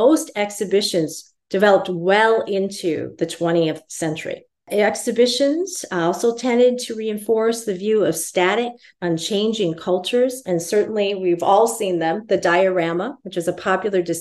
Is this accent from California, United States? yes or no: no; Minneapolis, Minnesota, United States; now in Santa Cruz, United States; I grew up in Minneapolis, St. Paul, so I consider myself also an urban Indian as well.